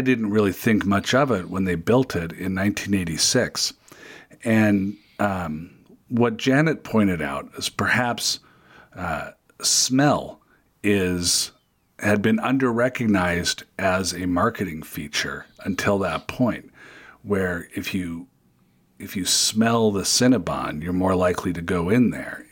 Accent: Federal Way, Washington, United States; my hometown of Federal Way, Washington, just south of Seattle

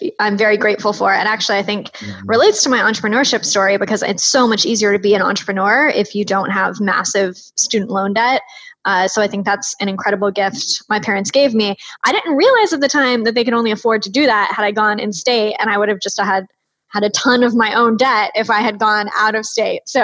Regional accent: Austin, Texas, United States; I'm originally from Austin, Texas

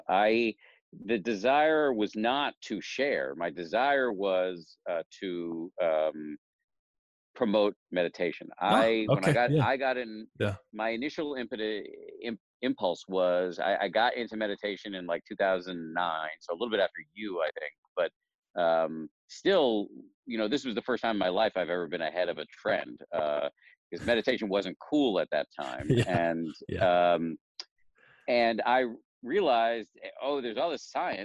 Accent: Newton, Massachusetts, United States; I grew up in Newton, Massachusetts

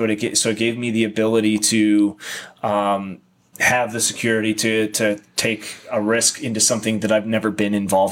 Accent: Ohio, United States; also born or lived in San Diego, California; now in Arizona, United States; I grew up in Ohio

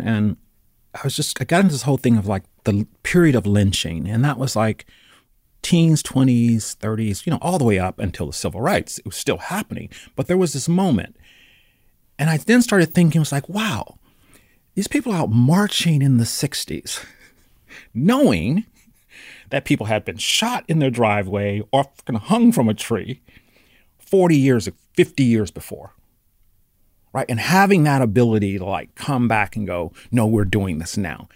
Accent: Charlotte, North Carolina, United States; now in Oakland, United States; growing up in North Carolina

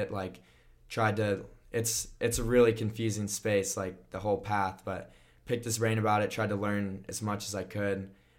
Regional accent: United States; I grew up on Lake Minnehaha, so that was a big pull.

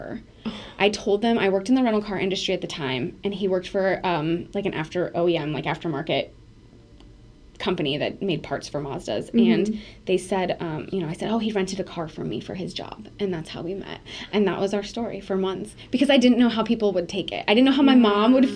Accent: Iowa, United States; moved away as an adult; also born or lived in Portland; now in Minneapolis, United States; I'm from Iowa, and I liked that connection of, like, Midwest

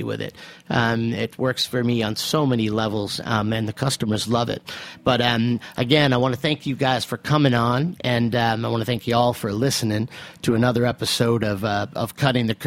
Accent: Central Massachusetts, United States; now in New York, United States; in Central Mass, where I come from, a place where there were a lot of family farms at one time

